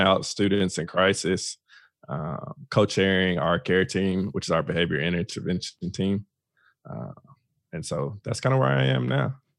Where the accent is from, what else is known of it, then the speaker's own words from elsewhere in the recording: Fort Worth, Texas, United States; I am originally from Fort Worth, Texas. Born and raised